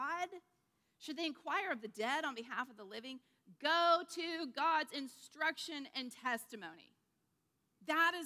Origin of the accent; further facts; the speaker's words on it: United States; we as Americans